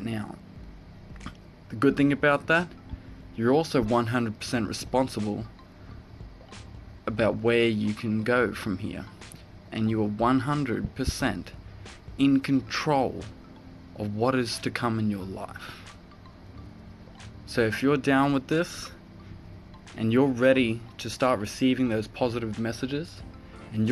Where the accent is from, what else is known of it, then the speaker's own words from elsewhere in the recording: Cairns, Queensland, Australia; I'm from Cairns in Australia